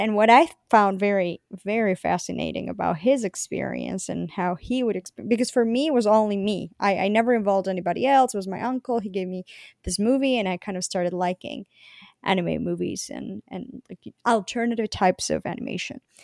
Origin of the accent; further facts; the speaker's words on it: Bogotá, Bogotá Capital District, Colombia; moved away; I was born and I grew up in Colombia, the city of Bogota, Colombia